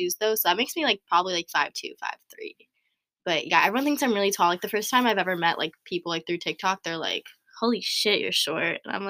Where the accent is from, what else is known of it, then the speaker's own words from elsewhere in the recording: Orange County, California, United States; I'm 19. I was raised in Orange County.